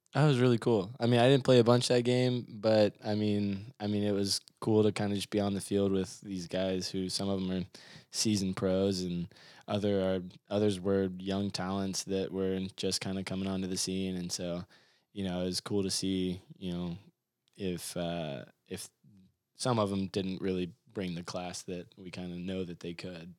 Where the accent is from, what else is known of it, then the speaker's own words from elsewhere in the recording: Mount Juliet, Tennessee, United States; I grew up in Mount Juliet